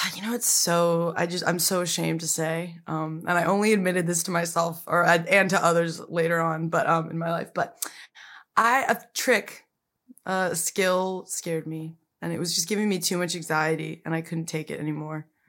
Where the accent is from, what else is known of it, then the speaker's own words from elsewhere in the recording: Pasadena, California, United States; moved away as an adult; also born or lived in New York / Glendale; I grew up in Pasadena